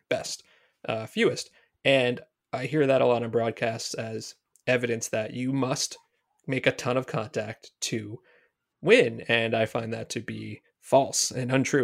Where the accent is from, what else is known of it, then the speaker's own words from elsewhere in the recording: New Jersey, United States; I am from New Jersey